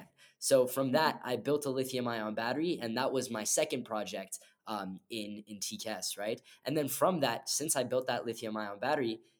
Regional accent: Montreal, Quebec, Canada; I'm from Montreal

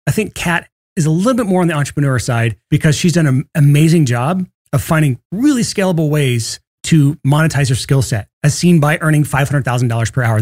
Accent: Alabama, United States; I'm from Alabama

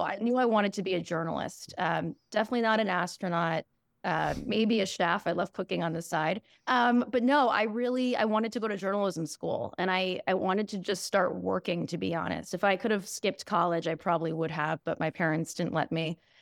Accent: New York City, New York, United States; I grew up in New York City on the Upper West Side

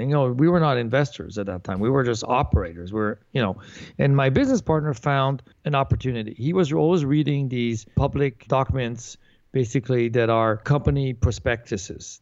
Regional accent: Paris, Île-de-France, France; moved away; also born or lived in Santa Monica, California, United States; I was born in Santa Monica, California but left when I was four. My parents moved to Europe, so I grew up in Paris, France

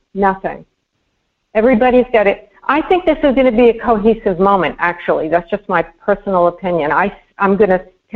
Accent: New York, United States; moved away; I am humiliated as a New Yorker.

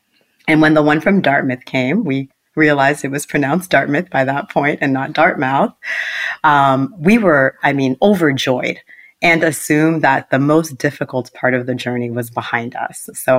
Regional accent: Port-au-Prince, Ouest, Haiti; My story actually begins in Port-au-Prince, Haiti, where I was born. I was born in Port-au-Prince, Haiti.

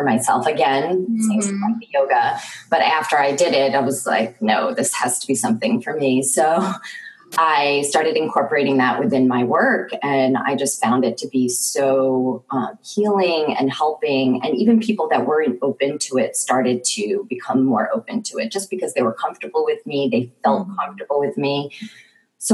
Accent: New York, United States; moved away; I'm actually originally from New York, and I actually grew up as an artist

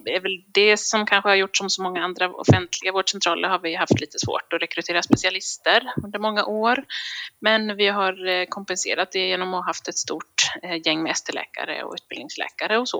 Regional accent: Visby, Gotland, Sweden; moved away as an adult; also born or lived in Luleå, Sweden; now in Gothenburg, Sweden; jag kommer från början från Visby, eh, men sen flyttade jag till Göteborg när jag skulle läka, läsa läkarutbildningen

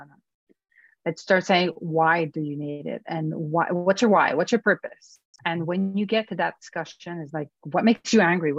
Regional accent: Venezuela; moved away as an adult; now in United States; I went to Caracas to work and to go back to my home country

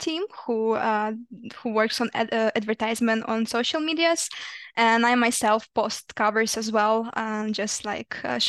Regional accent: Ukraine; In Ukraine.

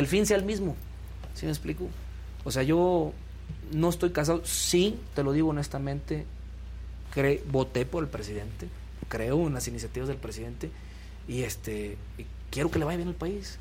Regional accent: Tanquián de Escobedo, San Luis Potosí, Mexico; moved away as an adult; now in Tabasco, Mexico; yo soy originario de, San Luis Potosí, de un pueblito que se llama Tanquián de Escobedo

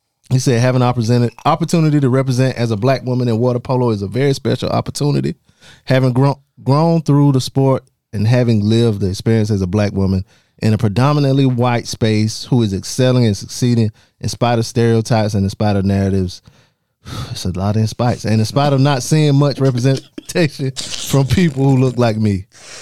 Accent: United States; I'm from America. I don't do meters.

